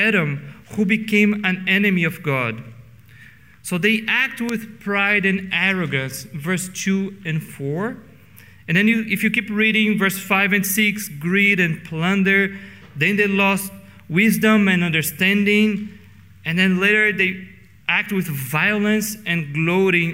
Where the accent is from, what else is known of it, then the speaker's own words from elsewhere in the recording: Brazil; English is a second language; now in Canada; In Brazil, I have to be aware that I enjoy a position of privilege